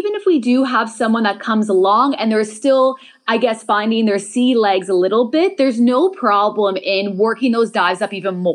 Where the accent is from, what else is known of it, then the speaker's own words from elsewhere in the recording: Montreal, Quebec, Canada; moved away as an adult; now in Thailand; I'm from Montreal, Canada. I've now been living out in Thailand for about 7 years.